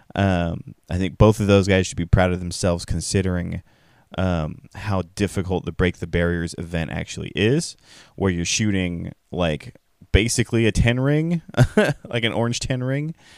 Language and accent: English; California, United States; as a Californian